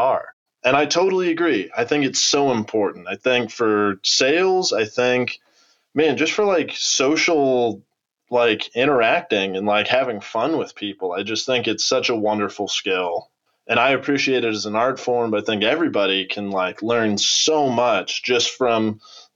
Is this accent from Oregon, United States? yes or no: no; Albuquerque, New Mexico, United States; moved away as an adult; coming from the Southwest, from the arid Southwest, growing up in New Mexico